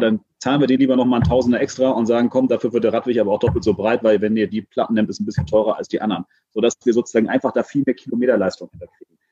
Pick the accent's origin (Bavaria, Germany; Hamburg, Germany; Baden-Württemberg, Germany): Hamburg, Germany; bin in Hamburg in Jenfeld aufgewachsen, so klassischer sozialer Brennpunkt.